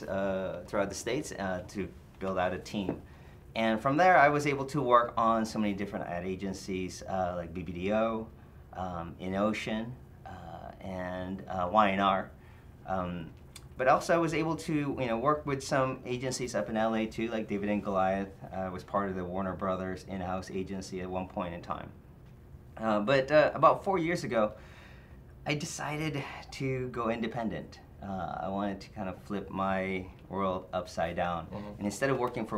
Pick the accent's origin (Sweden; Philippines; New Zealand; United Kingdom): Philippines; moved away; also born or lived in Detroit; when I grew up in the Philippines